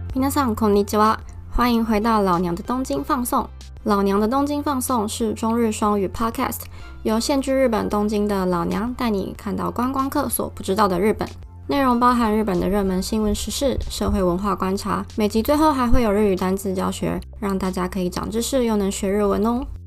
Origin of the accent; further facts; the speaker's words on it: Taiwan; also born or lived in Tokyo, Japan; now in Japan; 我觉得对我们台湾人的印象来说呢